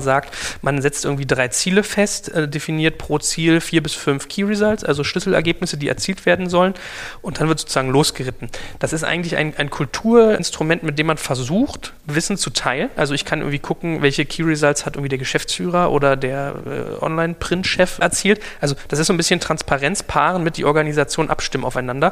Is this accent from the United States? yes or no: no; Germany; als Deutscher